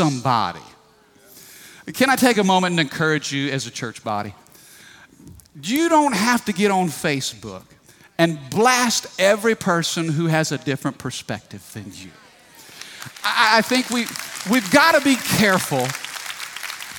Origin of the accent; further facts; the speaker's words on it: United States; I am a Christian who happens to be born in America.